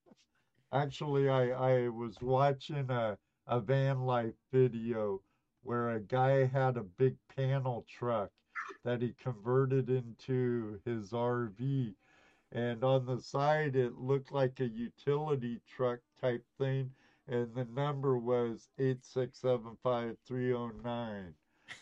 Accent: Southern California, United States; I growing up in Southern California

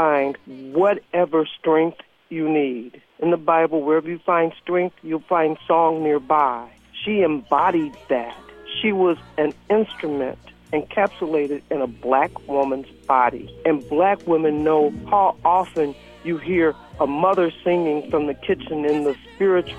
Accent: Detroit, Michigan, United States; I'm from Detroit, and I live about three blocks from …'s father's church. I was 10 years old when I first heard her sing

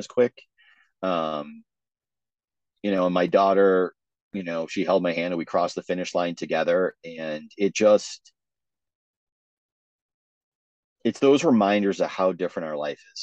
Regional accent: Vermont, United States; growing up in Vermont, I wanted to do the Vermont Marathon

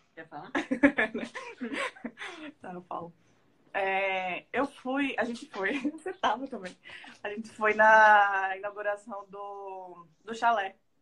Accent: Alagoas, Brazil; nós alagoanos

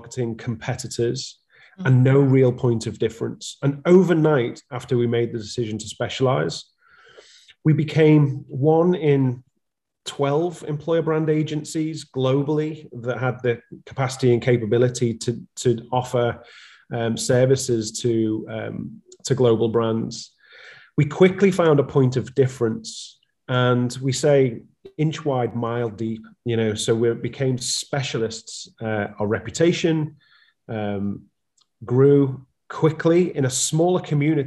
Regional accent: Liverpool, North West England, United Kingdom; So I'm a Scouser at heart, and that is, I'm coming from Liverpool, which we say is the center of the universe.

